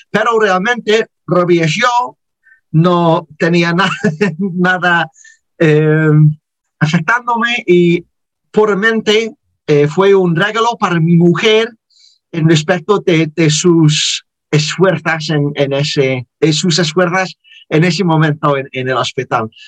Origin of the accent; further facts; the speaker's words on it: Liverpool, North West England, United Kingdom; Spanish is a second language; soy de, soy de Liverpool. Sí, soy de Liverpool.